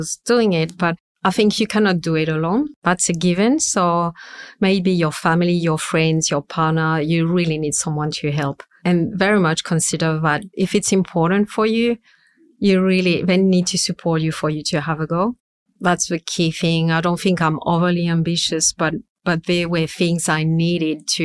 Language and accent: English; France; accent: super strong French accent; English is a second language; moved away as an adult; now in Sydney, Australia; We speak French at home, so that's I will never lose my super strong accent